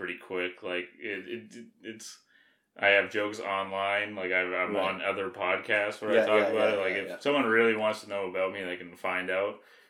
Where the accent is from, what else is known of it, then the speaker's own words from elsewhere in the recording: Alberta, Canada; I'm from Alberta, yeah.